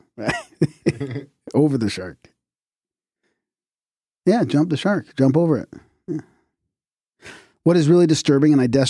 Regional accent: Vancouver, British Columbia, Canada; I'm from Vancouver, you know.

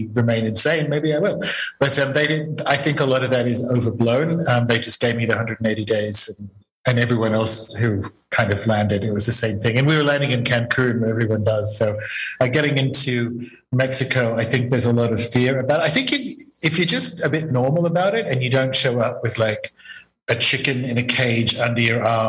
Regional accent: Australia; moved away; I'm Australian

